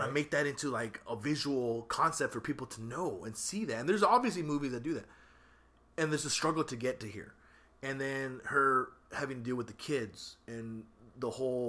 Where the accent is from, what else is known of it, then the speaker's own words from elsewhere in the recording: United States; Because, you know, I'm American, so you have to, but I also have a prideful lineage that I don't like to see my people suffer.